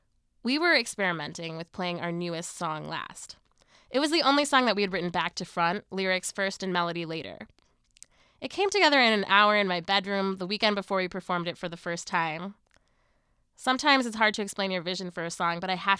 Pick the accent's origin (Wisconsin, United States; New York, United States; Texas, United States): Wisconsin, United States; Madison; also born or lived in India / England / Illinois; I moved to Madison when I was a kid